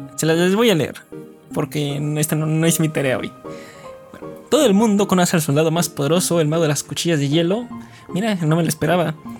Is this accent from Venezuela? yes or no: no; Mexico; también somos de México